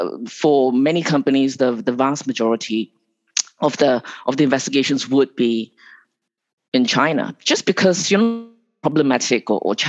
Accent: Malaysia; moved away; also born or lived in Singapore / Hong Kong; I was actually born in Malaysia.

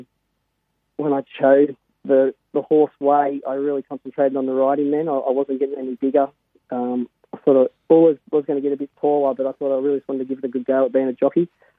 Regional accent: Berry, New South Wales, Australia; I grew up in Berry.

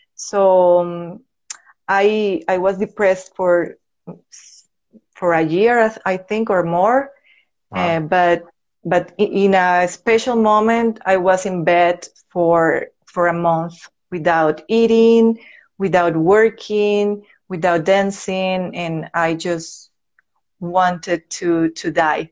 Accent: Venezuela; English is a second language; moved away as an adult; now in Medellin, Colombia; I was born here in Medellin, Colombia. But when I was a baby, my parents decided to move to Venezuela. So I grew up there.

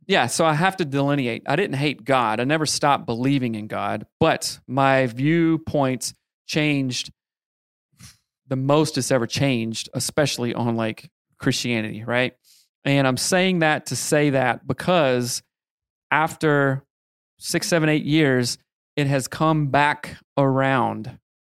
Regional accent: the South, United States; I grew up in the South, the Bible Belt

